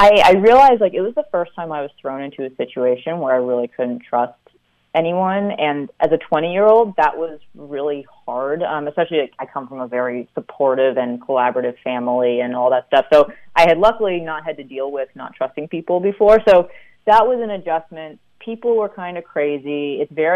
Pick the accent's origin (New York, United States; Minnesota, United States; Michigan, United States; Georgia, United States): New York, United States; moved away as an adult; also born or lived in Stanford, California; Even though I'm from New York, I now can't do winter very well.